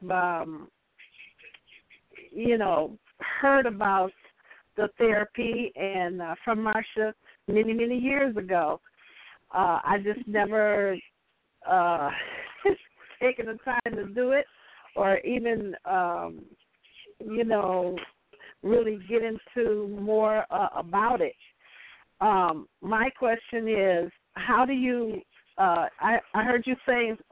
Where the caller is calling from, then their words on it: Milwaukee, Wisconsin, United States; I'm calling from Milwaukee, Wisconsin